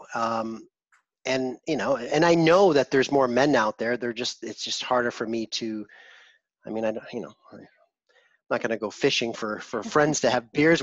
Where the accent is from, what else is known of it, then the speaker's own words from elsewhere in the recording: East Coast of the United States, United States; moved away; also born or lived in Manhattan / Los Angeles / Vancouver; I grew up in the East Coast of the States, then I lived in Manhattan and LA and Vancouver